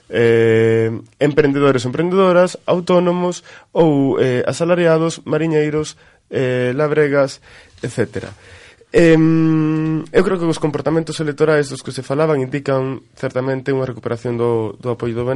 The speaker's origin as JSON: {"language": "Galician", "region": "Galicia", "country": "Spain", "said": "todos somos galegas e galegos."}